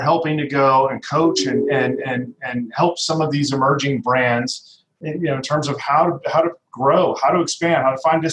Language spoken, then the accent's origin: English; Denver, Colorado, United States; moved away; I'm from Denver originally